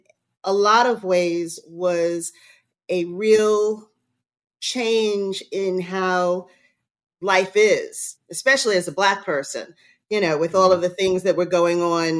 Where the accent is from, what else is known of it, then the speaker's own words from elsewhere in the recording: New York, United States; moved away as an adult; also born or lived in Florida; now in Hilton Head, United States; until I moved to South Carolina, because I was born in New York